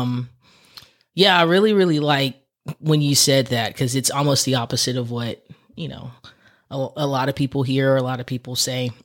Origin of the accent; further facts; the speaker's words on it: Texas, United States; I'm from Texas.